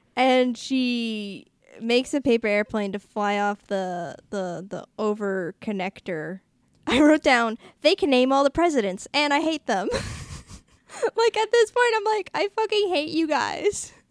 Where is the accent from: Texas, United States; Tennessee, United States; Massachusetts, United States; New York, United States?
Massachusetts, United States; Boston; me from Boston